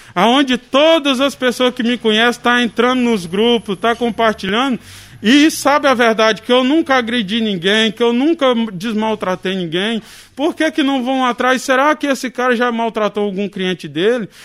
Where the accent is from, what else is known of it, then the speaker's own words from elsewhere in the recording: Vila Rica, Mato Grosso, Brazil; sou morador de Vila Rica há muitos anos, nós mudou para cá desde 1996 e cresci na cidade aqui trabalhando